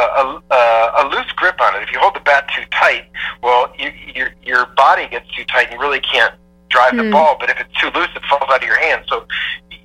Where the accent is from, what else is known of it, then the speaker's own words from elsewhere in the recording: Parma, Ohio, United States; also born or lived in Cleveland, Ohio; I was born in Parma, Ohio. Not like super fancy. Like, I'm from Cleveland, so we're meat and potatoes